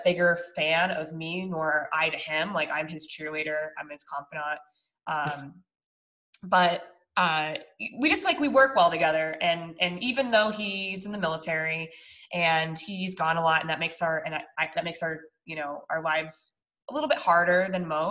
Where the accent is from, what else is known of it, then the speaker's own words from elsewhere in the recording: Colorado, United States; we're from Colorado